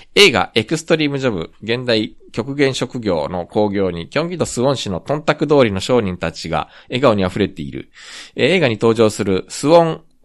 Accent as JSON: {"language": "Japanese", "country": "Japan", "tie": "born or raised there", "also_born_or_lived": "South Korea", "said": "日本生まれ、えー、韓国在住経験あり"}